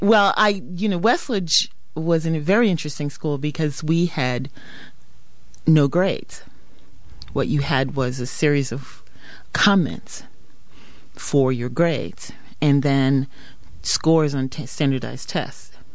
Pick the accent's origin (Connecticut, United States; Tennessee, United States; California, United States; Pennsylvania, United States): Connecticut, United States; Hartford; also born or lived in Wiesbaden, Germany; I grew up primarily in Hartford, Connecticut